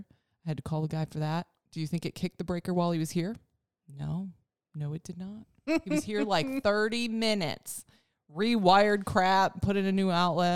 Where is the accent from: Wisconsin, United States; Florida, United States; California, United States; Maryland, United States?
Wisconsin, United States; moved away; When I go back to Wisconsin